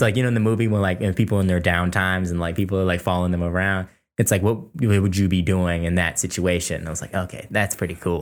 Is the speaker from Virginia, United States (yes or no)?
yes; Fairfax, Virginia, United States; we grew up in Fairfax, Virginia